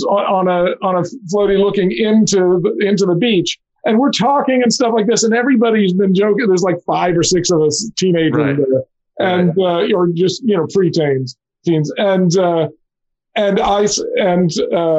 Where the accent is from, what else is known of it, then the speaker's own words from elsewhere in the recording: Mobile, Alabama, United States; I grew up in Mobile, Alabama